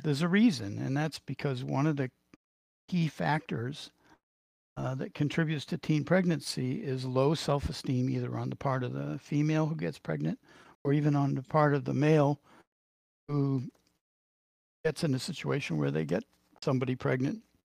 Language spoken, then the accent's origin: English; Boston, Massachusetts, United States; accent: Boston; my Boston accent